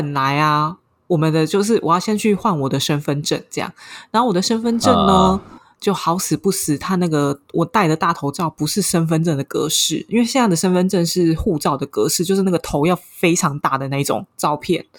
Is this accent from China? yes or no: no; Taiwan; now in Paris, France; 我回台湾